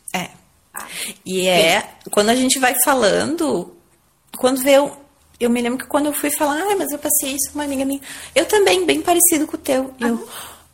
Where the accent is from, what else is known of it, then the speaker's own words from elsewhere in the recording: Garibaldi, Rio Grande do Sul, Brazil; moved away; desde que a gente voltou pra Garibaldi aqui